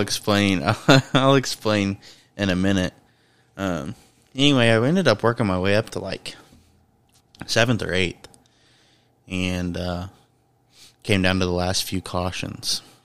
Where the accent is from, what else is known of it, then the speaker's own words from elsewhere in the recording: Indiana, United States; I'm from Indiana